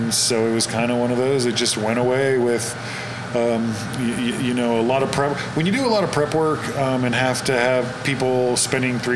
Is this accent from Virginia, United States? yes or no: no; California, United States; I'm from California